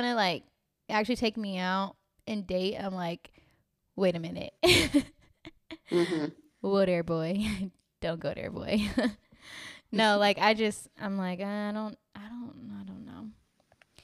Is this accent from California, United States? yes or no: yes; California, United States; also born or lived in Los Angeles; I'm from California